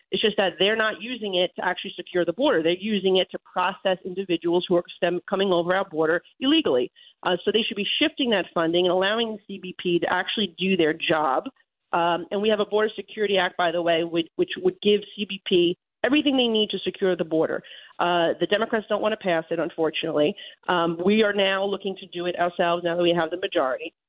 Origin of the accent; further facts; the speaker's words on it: New York, United States; as a New Yorker